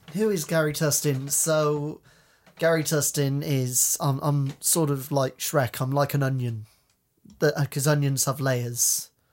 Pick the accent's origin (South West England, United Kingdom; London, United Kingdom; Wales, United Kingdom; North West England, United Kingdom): South West England, United Kingdom; Cheltenham; moved away as an adult; now in the Fens, United Kingdom; I'm from Cheltenham originally, in Gloucestershire.